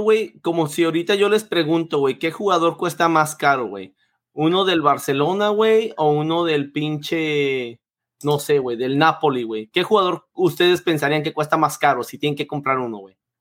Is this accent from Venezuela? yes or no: no; Mexico; yo soy mexicano